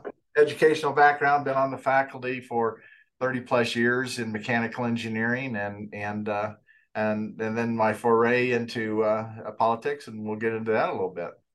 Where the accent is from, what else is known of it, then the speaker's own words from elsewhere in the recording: Fort Collins, Colorado, United States; I grew up in Fort Collins, so Fort Collins is my hometown